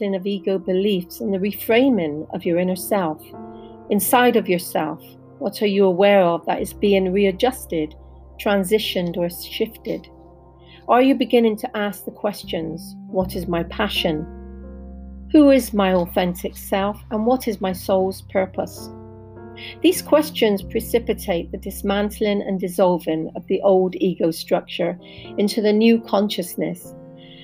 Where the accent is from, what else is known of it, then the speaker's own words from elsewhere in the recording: Bristol, South West England, United Kingdom; I come from Bristol in the UK